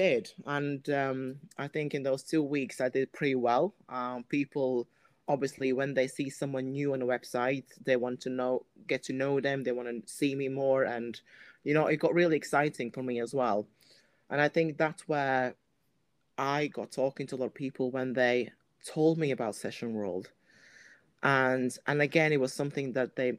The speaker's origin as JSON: {"language": "English", "country": "Latvia", "tie": "born or raised there", "moved": "yes", "said": "I am from Latvia, so that's my country I'm from"}